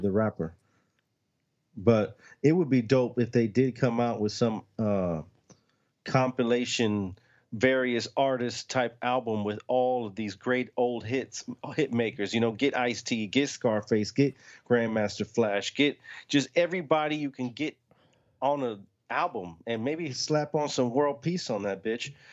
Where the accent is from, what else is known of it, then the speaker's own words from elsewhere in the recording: the South, United States; we're from the South